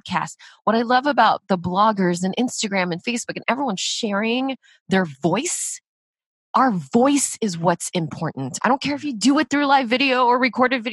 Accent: United States; I'm Korean, I'm Asian American

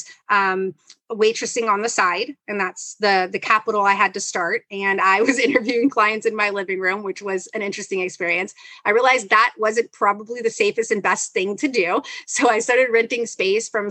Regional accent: Los Angeles, California, United States; also born or lived in Philadelphia, Pennsylvania / Tokyo, Japan; I grew up in South Central, like on 47th and Broadway

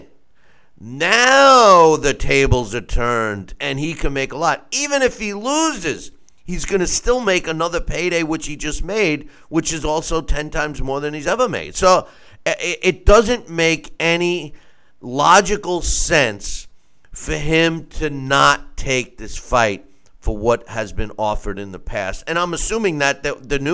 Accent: United States; I'm an American. I'm proud to be an American

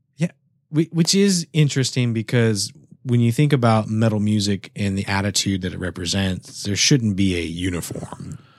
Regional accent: San Antonio, Texas, United States; now in Houston, United States; I come from San Antonio.

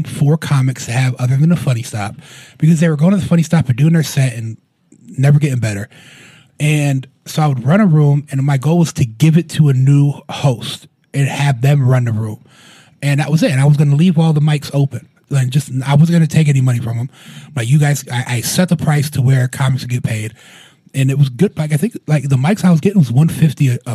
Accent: Akron, Ohio, United States; I'm from Akron

